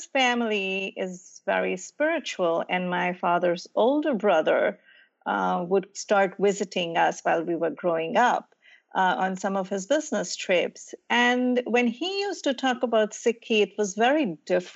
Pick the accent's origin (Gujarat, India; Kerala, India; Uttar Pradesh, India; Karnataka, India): Gujarat, India; also born or lived in New Jersey / Indianapolis; now in United States; I grew up in a small, very academic environment in the western state of India called Gujarat.